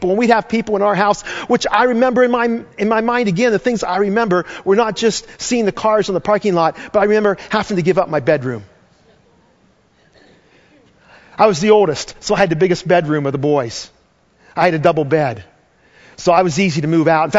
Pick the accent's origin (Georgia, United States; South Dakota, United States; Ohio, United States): Ohio, United States; Damascus; my hometown of Damascus, or my home village of Damascus